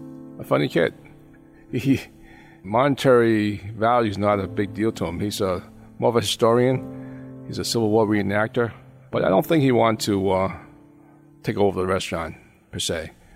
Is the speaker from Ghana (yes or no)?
no; Hong Kong; now in United States; I came over from Hong Kong back in 1961. With my parents.